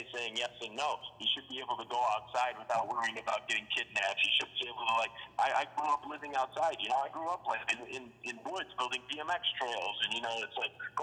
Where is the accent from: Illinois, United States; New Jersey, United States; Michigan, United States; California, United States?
Illinois, United States; Chicago; accent: Chicago; I grew up in Chicago. I'm a White Sox fan because I grew up on the South Side